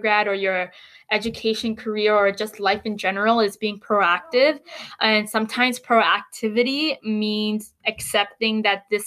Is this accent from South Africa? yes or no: no; Canada; as Canadian students